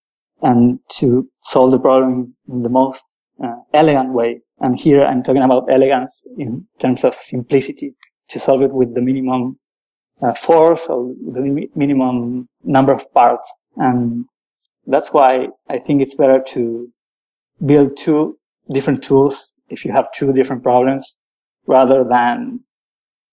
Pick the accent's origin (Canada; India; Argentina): Argentina; also born or lived in Paris, France; now in France; I'm a programmer from Argentina. I'm currently living in the outskirts of Paris.